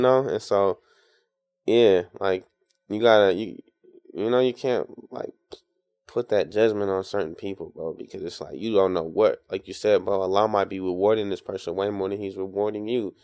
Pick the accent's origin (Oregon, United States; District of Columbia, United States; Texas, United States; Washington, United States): Washington, United States; Tacoma; now in Seattle, United States; I'm from Tacoma